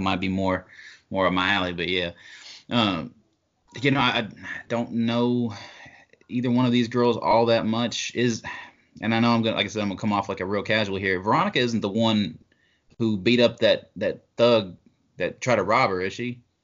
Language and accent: English; Kentucky, United States; I'm from Kentucky.